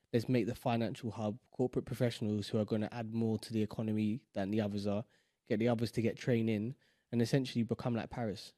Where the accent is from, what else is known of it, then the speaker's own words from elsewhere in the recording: London, United Kingdom; we are from London